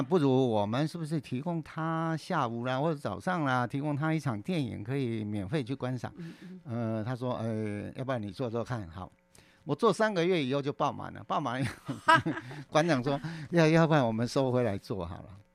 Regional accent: Kaohsiung, Taiwan; 我是老大。嗯。那我出生在高雄

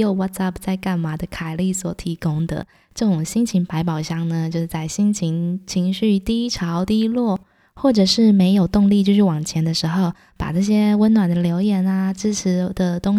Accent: Taiwan; 虽然身为一个台湾人哦，但是在之前我对于国庆系列的活动真的是没有什么兴趣，也不会想要特别主动去参加。所以这次回台湾呢，也是我第一次参加国庆晚会。

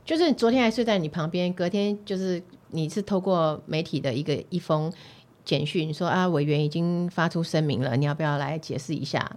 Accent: Yunlin County, Taiwan; moved away; also born or lived in New Taipei; 像我是云林人嘛

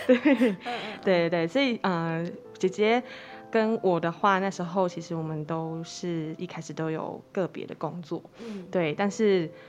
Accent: Caotun, Nantou County, Taiwan; 我们是南投人，那嗯。我们其实住在草屯

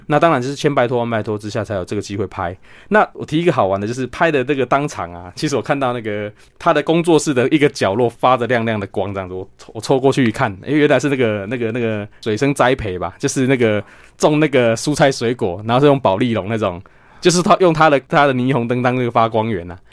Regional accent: Chiayi County, Taiwan; 我们嘉义最有名就小番茄嘛

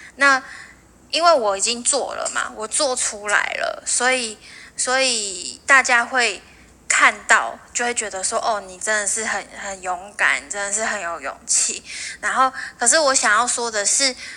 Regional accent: northern Taiwan, Taiwan; moved away as an adult; also born or lived in Penghu; 我其实都是一直在北部生活长大的

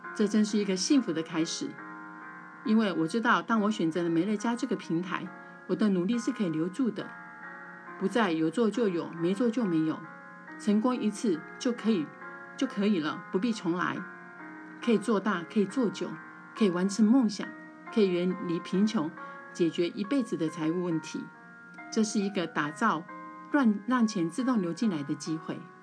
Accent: Taichung, Taiwan; 我来自台湾台中，之前从事补教事业

